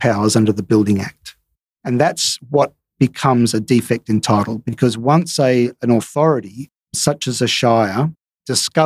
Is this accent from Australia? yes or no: yes; Sydney, New South Wales, Australia; now in Perth, Australia; I'm from Sydney